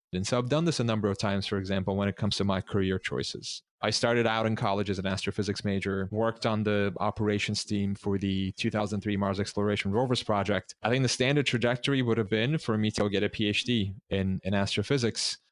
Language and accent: English; Istanbul, Turkey; moved away; I grew up in Istanbul